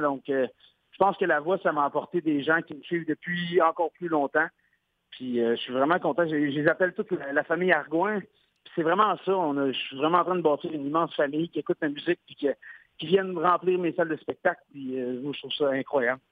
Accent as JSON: {"language": "French", "region": "Quebec", "country": "Canada", "said": "je suis québécois."}